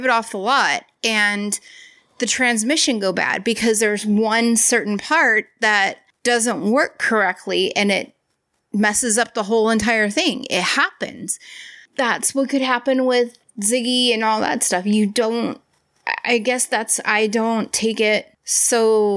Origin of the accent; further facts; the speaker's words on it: United States; I am American